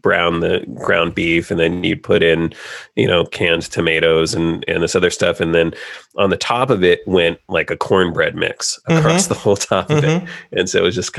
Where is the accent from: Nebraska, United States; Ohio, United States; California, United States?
California, United States; I grew up in California